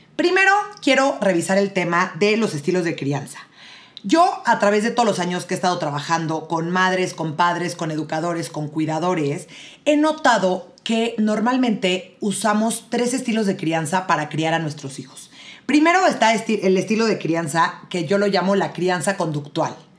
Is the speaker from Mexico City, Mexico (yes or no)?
yes; Mexico City, Mexico; Yo soy de la Ciudad de México